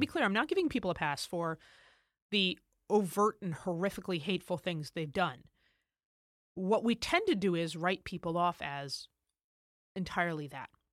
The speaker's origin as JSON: {"language": "English", "country": "United States", "said": "as an American"}